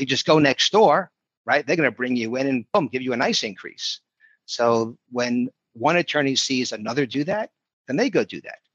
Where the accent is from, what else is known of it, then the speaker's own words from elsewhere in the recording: New York City, New York, United States; moved away as an adult; also born or lived in South Florida; I grew up in Brooklyn, New York